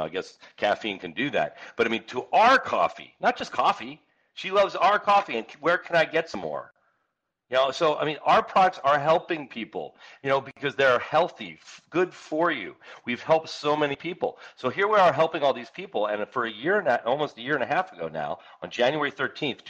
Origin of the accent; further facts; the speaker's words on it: Northeast, United States; moved away; I grew up back in the Northeast